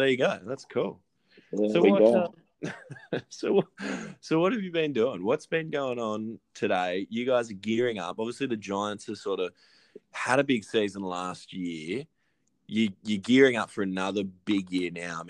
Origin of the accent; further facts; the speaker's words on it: Lismore, New South Wales, Australia; We're both Lismore boys